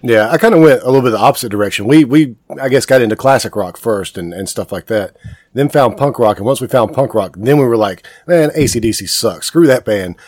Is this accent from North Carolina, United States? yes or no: yes; Kings Mountain, North Carolina, United States; I'm from Kings and, Mountain, so I, I, grew up in a, like a really small town, a little bit far, farther yep. away from Charlotte